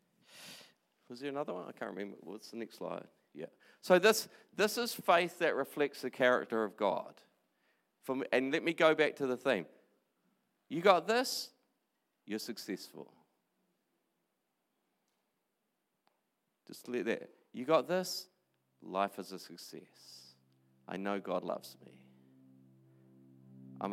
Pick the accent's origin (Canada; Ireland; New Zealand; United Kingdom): New Zealand; New Plymouth, Taranaki; moved away; also born or lived in Christchurch; I grew up in New Plymouth